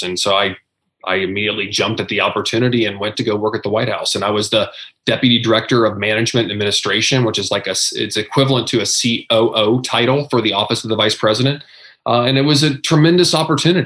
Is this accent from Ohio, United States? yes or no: yes; Southeastern Ohio, United States; moved away as an adult; I'm a kid from Southeastern Ohio. You know, I graduated the class of 110 people on the river across from Parkersburg, West Virginia